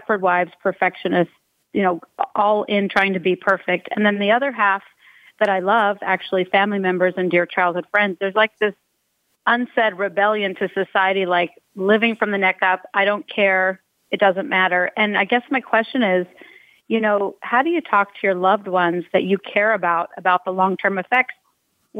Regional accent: Utah, United States; I'm one of 26 grandchildren, born and raised in Utah

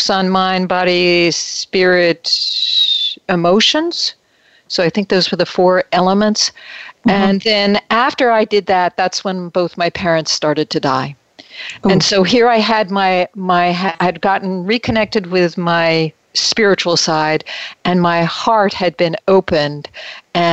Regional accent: Metuchen, New Jersey, United States; moved away as an adult; also born or lived in New York City / Winona, Minnesota; now in California, United States; I grew up in New Jersey, in Metuchen, New Jersey, and spent a lot of time in New York City. And transplanted to California

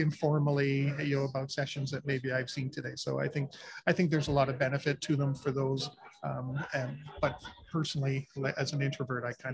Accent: Canada; I'm Canadian

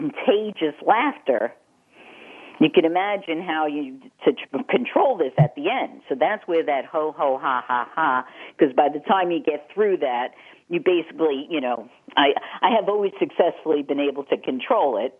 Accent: New York, United States; accent: Eastern; moved away as an adult; I'm 30 years out of New York

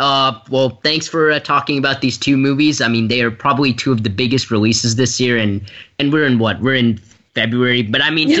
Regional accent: Nashville, Tennessee, United States; I'm … from Nashville, Tennessee

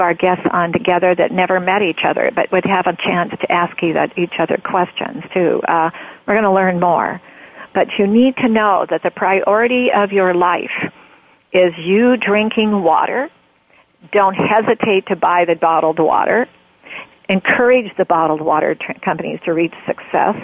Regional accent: Oregon, United States; I come from Oregon, and I'm a born Oregonian

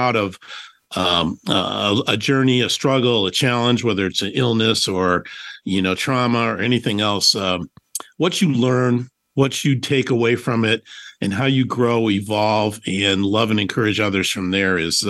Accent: Detroit, Michigan, United States; moved away as an adult; now in Phoenix, United States; I am coming to you live from the great city of Detroit, Michigan, my hometown.

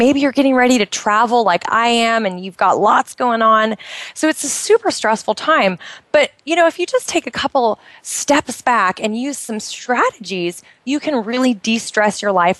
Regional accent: United States; moved away as an adult; now in Bahrain; I'm originally from the United States

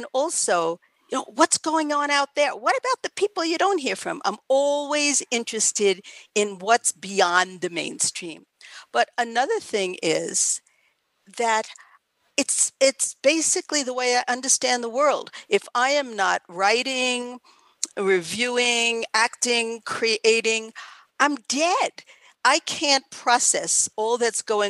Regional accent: New York City, New York, United States; I grew up in Queens in New York

